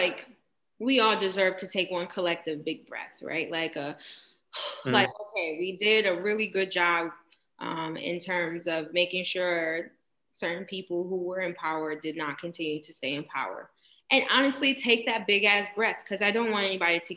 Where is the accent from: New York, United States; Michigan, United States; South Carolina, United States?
New York, United States; Rochester; I am from Rochester